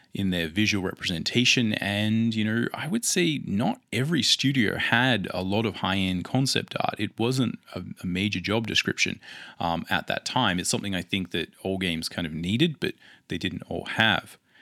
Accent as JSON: {"language": "English", "town": "Adelaide", "region": "South Australia", "country": "Australia", "said": "I come from Adelaide, Australia"}